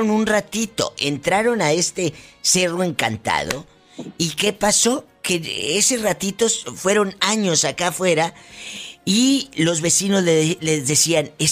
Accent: Matamoros, Tamaulipas, Mexico; Yo soy de Matamoros, Tamaulipas, pero me gusta mucho

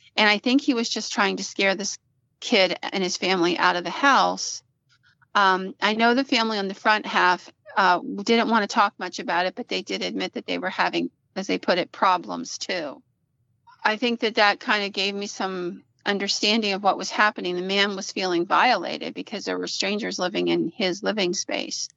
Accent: Williamsburg, Pennsylvania, United States; my hometown of Williamsburg

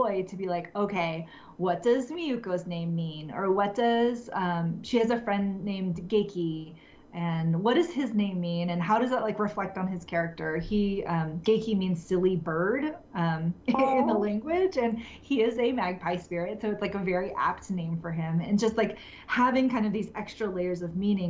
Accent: United States; I grew up in America and have been a cisgender woman in America for my entire life

